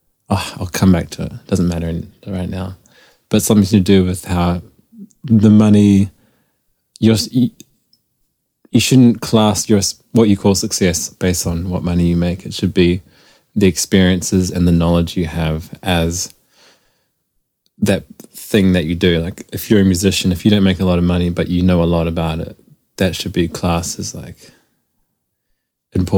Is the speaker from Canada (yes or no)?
no; New Zealand; moved away; I'm from New Zealand originally